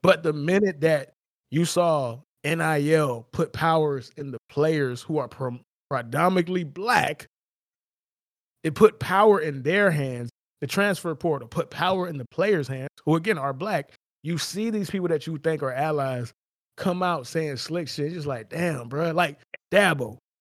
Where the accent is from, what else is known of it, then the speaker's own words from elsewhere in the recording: South Florida, United States; I'm from South Florida